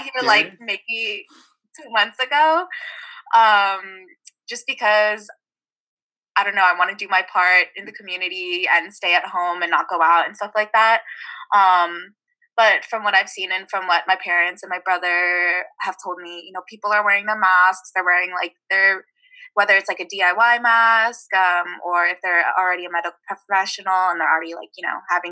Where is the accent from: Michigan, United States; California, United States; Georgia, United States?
California, United States; Alameda; Right now I'm back home in the Bay Area. I'm from Alameda, which is like a really small island town that's situated in the Bay